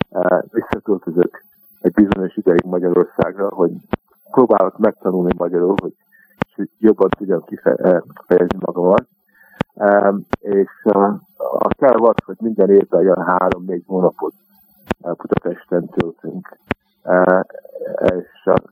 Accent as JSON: {"language": "Hungarian", "town": "Montreal", "region": "Quebec", "country": "Canada", "tie": "born or raised there", "also_born_or_lived": "Hungary", "moved": "as an adult", "lives_now": "London, United Kingdom", "said": "kénytelenek voltunk uh, eh, meglogni Magyarországról, és uh, elmentünk Kanadába. Úgyhogy Montrában nőttem föl"}